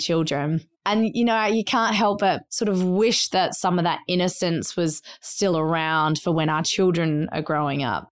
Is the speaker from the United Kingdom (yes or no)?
no; Adelaide, South Australia, Australia; moved away; we grew up in Australia